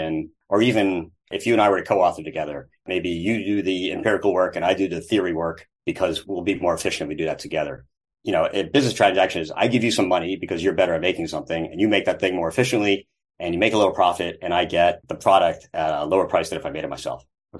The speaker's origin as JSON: {"language": "English", "country": "United States", "said": "As American voters"}